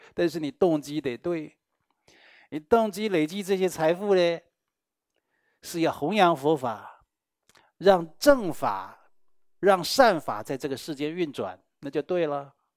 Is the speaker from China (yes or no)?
no; Taiwan; 我们台湾人